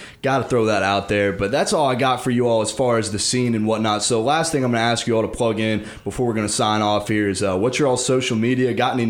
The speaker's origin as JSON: {"language": "English", "town": "Louisville", "region": "Kentucky", "country": "United States", "moved": "as an adult", "lives_now": "Bowling Green, United States", "said": "I'm from Louisville, you know, the biggest city in the state"}